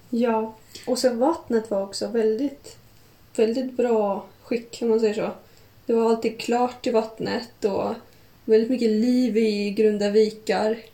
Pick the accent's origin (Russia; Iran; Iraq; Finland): Russia; Kaliningrad, Kaliningrad Oblast; now in Stockholm, Sweden; Kaliningrad, där jag kommer ifrån som jag brukar åka till varje sommar